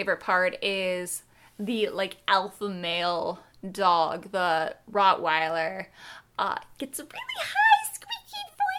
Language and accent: English; Ireland; Brave, I like, but then again, I'm Irish, so the score I absolutely adore.